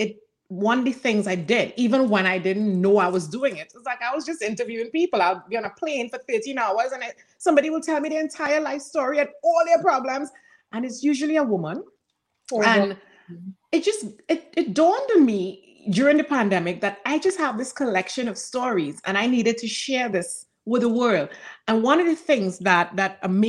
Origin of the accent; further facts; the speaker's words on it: Trinidad & Tobago; moved away; growing up in Trinidad